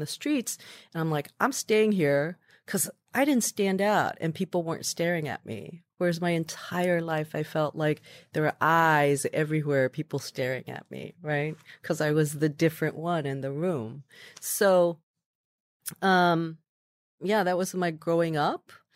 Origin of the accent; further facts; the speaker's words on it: Midwest, United States; moved away as an adult; also born or lived in New York; I was growing up in the Midwest.